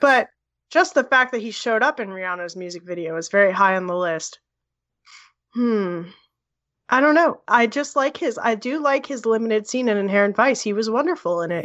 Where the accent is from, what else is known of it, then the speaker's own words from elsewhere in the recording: Edison, New Jersey, United States; moved away; also born or lived in Florida / Texas; I am from Edison.